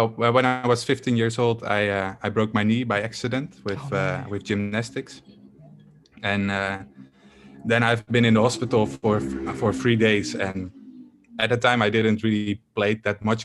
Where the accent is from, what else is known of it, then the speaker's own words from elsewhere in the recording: Netherlands; I'm from the Netherlands and I am a full-time game developer